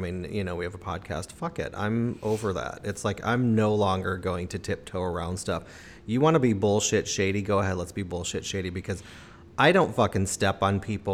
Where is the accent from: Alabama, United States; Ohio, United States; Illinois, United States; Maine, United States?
Illinois, United States; Chicago; moved away; I'm from Chicago